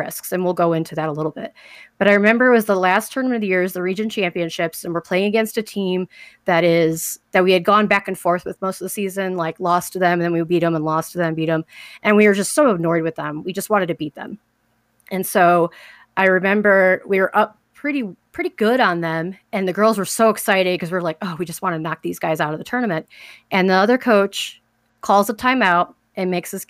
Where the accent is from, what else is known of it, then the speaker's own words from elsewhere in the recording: Chicago, Illinois, United States; I grew up in Chicago, Southside Chicago